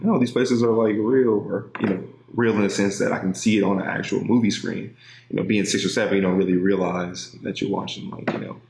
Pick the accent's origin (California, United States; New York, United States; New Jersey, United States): California, United States; Los Angeles; I'm a kid from South Central, you know, who grew up in a single parent home